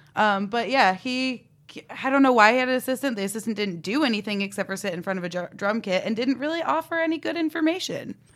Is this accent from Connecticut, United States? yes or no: yes; Coventry, Connecticut, United States; growing up in Coventry